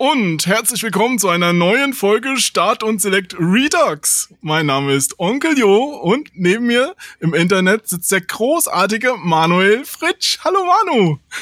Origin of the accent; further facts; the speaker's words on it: Germany; Als Deutscher neigt man ja immer zu harten Betonungen